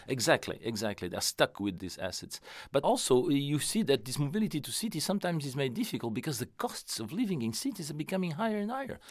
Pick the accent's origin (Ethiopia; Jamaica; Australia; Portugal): Portugal; moved away; I came from Portugal